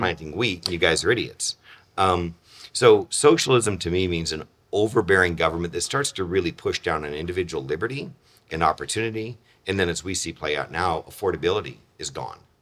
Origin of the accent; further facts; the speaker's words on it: Chula Vista, California, United States; moved away as an adult; also born or lived in Modesto, California; I grew up in San Diego, Chula Vista area, came back to Modesto, having been born here, but not grown up